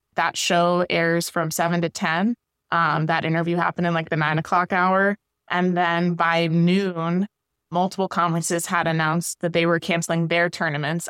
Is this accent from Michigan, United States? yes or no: no; West Virginia, United States; moved away as an adult; now in Syracuse, United States; I'm from West Virginia